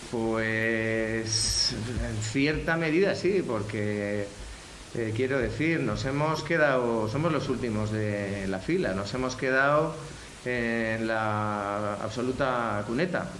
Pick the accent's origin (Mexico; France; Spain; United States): Spain; como español